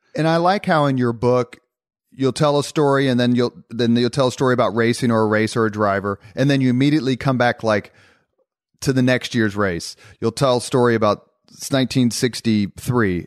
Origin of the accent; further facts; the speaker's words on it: Indianapolis, Indiana, United States; growing up in Indianapolis